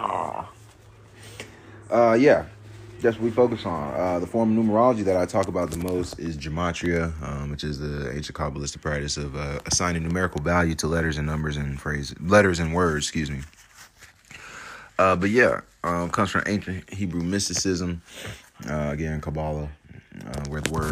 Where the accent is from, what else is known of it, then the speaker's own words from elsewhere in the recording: United States; now in Georgia, United States; being an American, living in fucking America, fucking Georgia